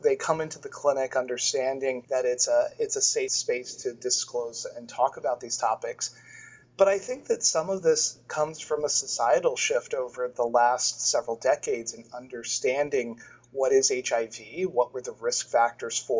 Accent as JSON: {"language": "English", "region": "Florida", "country": "United States", "moved": "as an adult", "lives_now": "Boston, United States", "said": "I'm originally from Florida, but through many different pathways ended up in Boston, and I've been in the New England area for about 15 years"}